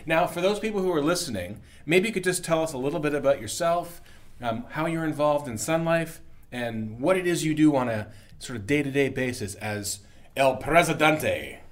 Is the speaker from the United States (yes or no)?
no; Canada; as a Canadian